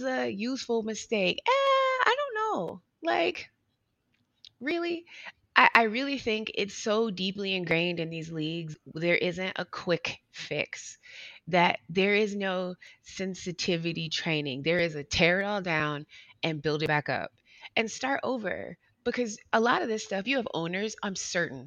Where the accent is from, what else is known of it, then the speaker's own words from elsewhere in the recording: Youngstown, Ohio, United States; accent: Southern; also born or lived in North Carolina; we moved from a small town in North Carolina to a slightly bigger town in Ohio. I grew up in Youngstown, Ohio, for the most part